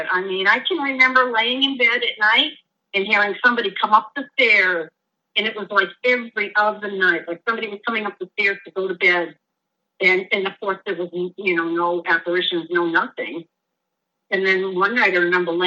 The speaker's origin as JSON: {"language": "English", "town": "North Brookfield", "region": "Massachusetts", "country": "United States", "tie": "born or raised there", "said": "the house that I grew up in North Brookfield was an old shoemaker's house"}